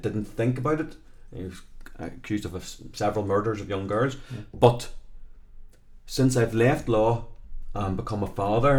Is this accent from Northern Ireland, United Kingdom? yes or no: yes; Belfast, Northern Ireland, United Kingdom; But I'm actually from South Belfast, right, so we are very blessed.